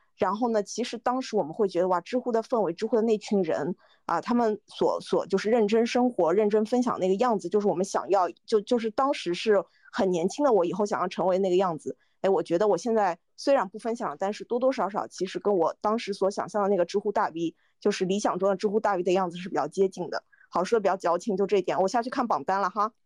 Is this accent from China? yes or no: yes; Shanghai, China; moved away as an adult; now in Beijing, China; 我其实是上海人